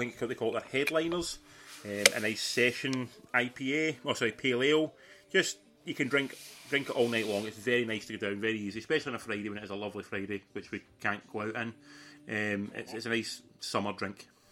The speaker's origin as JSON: {"language": "English", "region": "Scotland", "country": "United Kingdom", "also_born_or_lived": "Sydney", "said": "living in Scotland and being Scottish"}